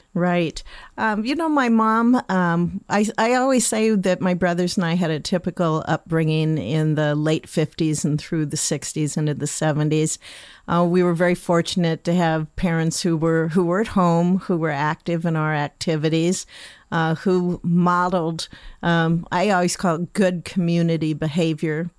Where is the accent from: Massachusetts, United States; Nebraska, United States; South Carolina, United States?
Nebraska, United States; Lincoln; I was born and raised in Lincoln.